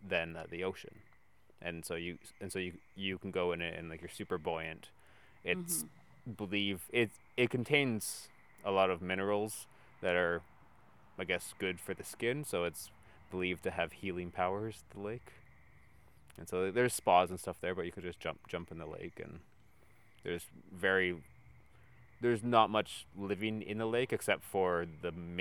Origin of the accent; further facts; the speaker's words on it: Ontario, Canada; now in Vancouver, Canada; I'm originally from Ontario